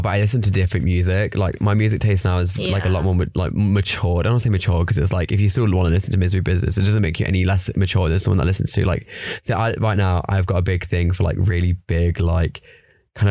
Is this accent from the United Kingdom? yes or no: yes; Leicester, East Midlands, United Kingdom; Leicester's like good because it's also like quite small, but it's also big enough. But it's like I know everything like on the like the back of my hand.